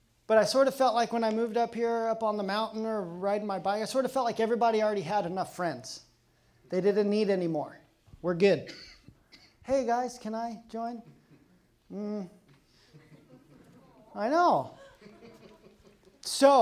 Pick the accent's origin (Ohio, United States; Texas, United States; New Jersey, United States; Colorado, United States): Colorado, United States; now in Pacific Northwest, United States; I'm from Colorado